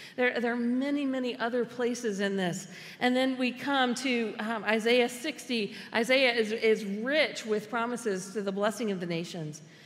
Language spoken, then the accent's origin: English; United States; we, as American Christians, have often become insiders